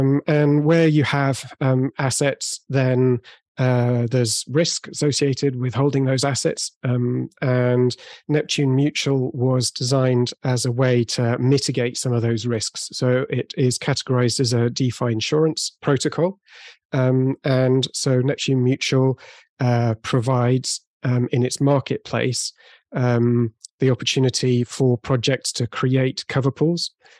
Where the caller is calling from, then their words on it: Bordeaux, Nouvelle-Aquitaine, France; I'm calling in from Bordeaux, so southwest of France.